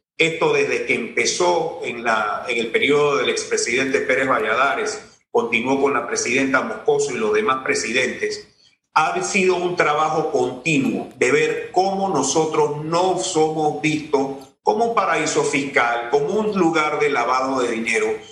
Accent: Tolé, Ngäbe-Buglé Comarca, Panama; soy de Tolé.

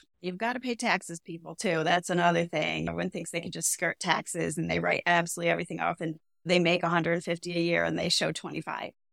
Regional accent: Cleveland, Ohio, United States; now in South Florida, United States; I come from Cleveland, Ohio, where, like, H O As are few and far between

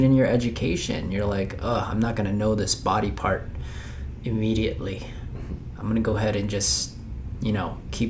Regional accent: Philippines; moved away; I'm from Philippines

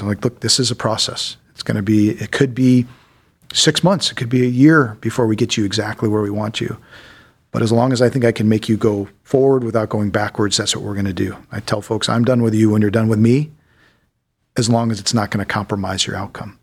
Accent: Solon, Ohio, United States; I grew up mostly in Solon, Ohio. So I'm a local boy

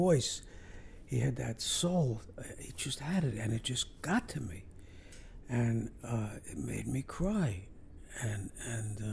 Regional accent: New York City, New York, United States; I was raised in Brooklyn, New York, and I went to Hebrew school

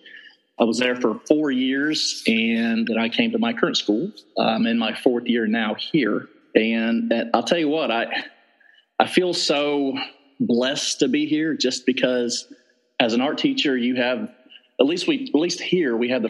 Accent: Southern Ohio, United States; moved away as an adult; also born or lived in South Carolina / Indiana / Virginia; I'm originally from Southern Ohio

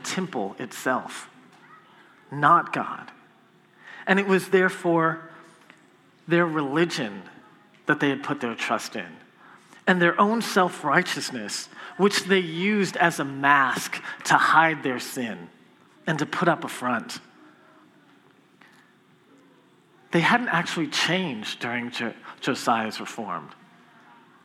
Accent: Copperfield, Texas, United States; I'm from Copperfield

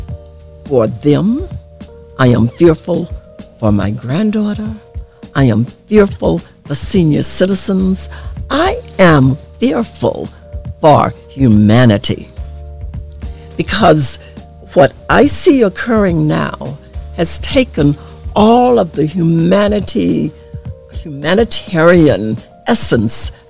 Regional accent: Arkansas, United States; moved away; I grew up in the South in Arkansas, right on the Mississippi River

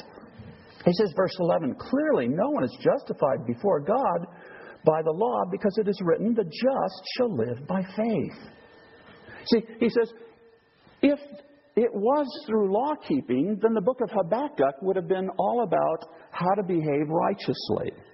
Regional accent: United States; moved away; also born or lived in Idaho; I come from the United States

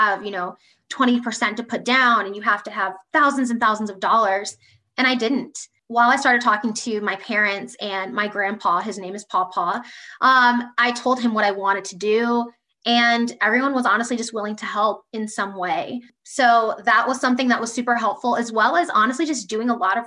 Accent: Columbus, Ohio, United States; now in Indianapolis, United States; I'm from Columbus, Ohio, living in Indianapolis, loving it. I'm a Midwest girl at heart

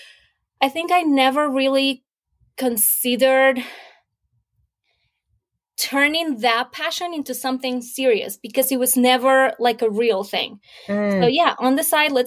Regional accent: Venezuela; now in United States; I was, born and raised in Venezuela

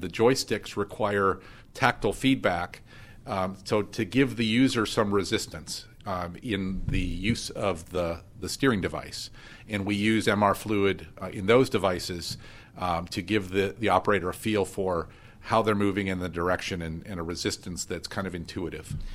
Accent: Erie, Pennsylvania, United States; I was born and raised in Erie

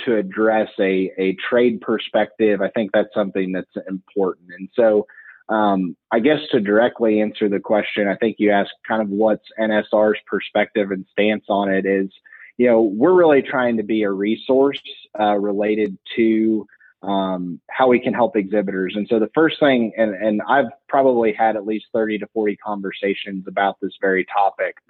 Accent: Western Illinois, United States; where I grew up in Western Illinois, we had a buying station 5 miles from our farm

